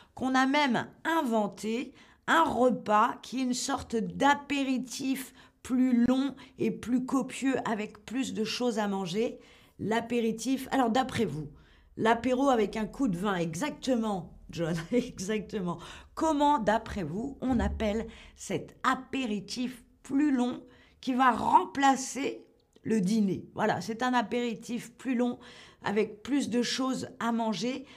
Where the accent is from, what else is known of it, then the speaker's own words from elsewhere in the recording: France; chez nous en France